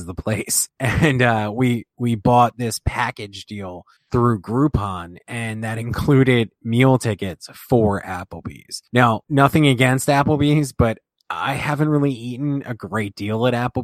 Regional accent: Philadelphia, Pennsylvania, United States; I am from Philadelphia.

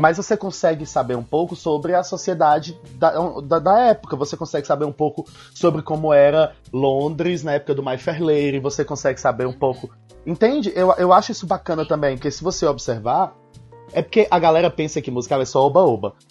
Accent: Ceará, Brazil; Eu nasci em 87 no Brasil, no Ceará, então um pouco longe.

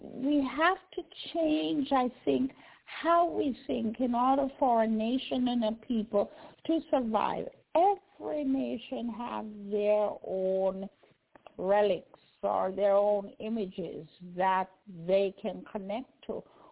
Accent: Jamaica; I remember growing up in Jamaica, barefoot little pygmy, I run up and down, don't even have a pair of shoes or clothes, a change of clothes.

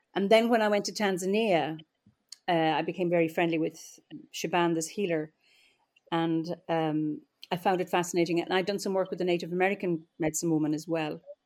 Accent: Offaly, Leinster, Ireland; also born or lived in Dublin; now in Kilkenny, Ireland; I'm Irish and uh, I live in Ireland, and uh, I don't live in the land of my birth. I was born in the Midlands in Offaly

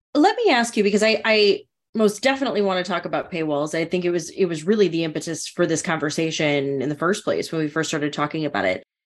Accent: North Dakota, United States; growing up in North Dakota

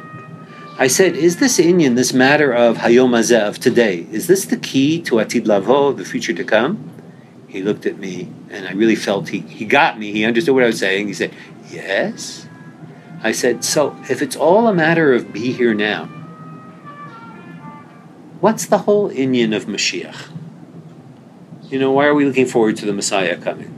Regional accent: Winnipeg, Manitoba, Canada; moved away as an adult; now in Jerusalem, Israel; I'm from Winnipeg

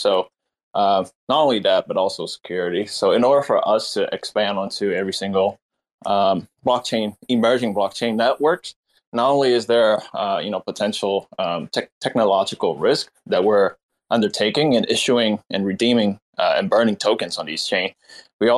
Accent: Vietnam; now in Seattle, United States; Vietnam, my home country

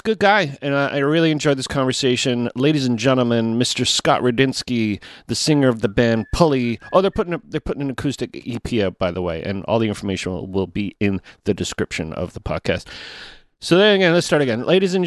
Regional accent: Toronto, Ontario, Canada; I'm from Toronto

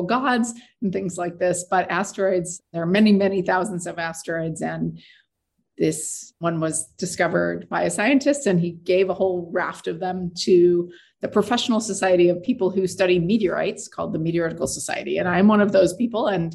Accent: Tempe, Arizona, United States; moved away; I grew up in Arizona on the campus of Arizona State University

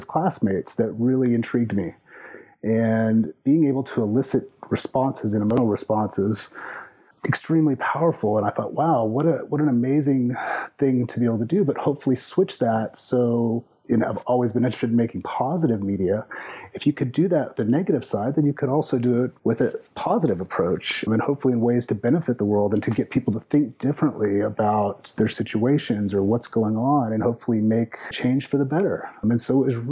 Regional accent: between San Antonio and Austin, Texas, United States; moved away; also born or lived in Memphis, Tennessee / Colorado / Minnesota / New York; I grew up more or less in Texas in between San Antonio and Austin

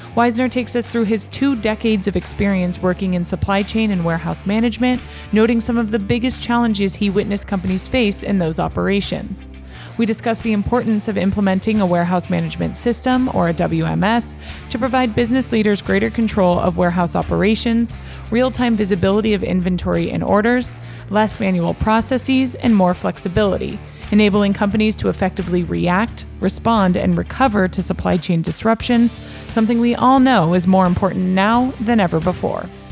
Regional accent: Los Angeles, California, United States; I'm from Los Angeles, born and raised

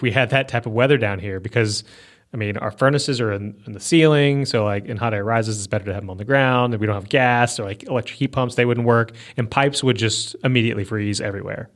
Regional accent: Northern Virginia, United States; now in Mississippi, United States; where I grew up in Northern Virginia

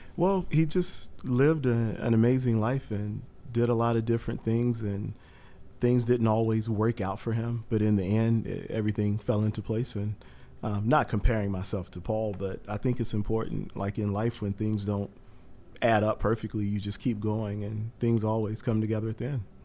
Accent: Eastern North Carolina, United States; moved away; I'm from Eastern North Carolina originally

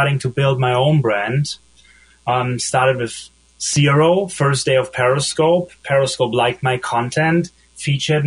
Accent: Germany; accent: German; English is a second language; moved away as an adult; also born or lived in Munich / Berlin / Los Angeles; I'm from Germany, like you probably hear from my accent.

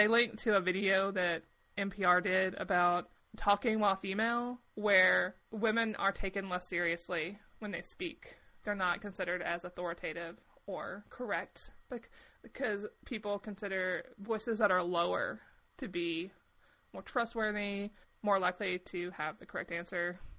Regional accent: the South, United States; accent: Southern; I wasn't from that city. I was from a smaller town. So my accent was much thicker when I was younger. I've erased it, right? I've gotten rid of it.

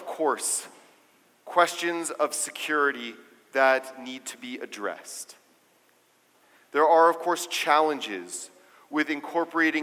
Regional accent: United States; as the American Jewish community, as the community of America

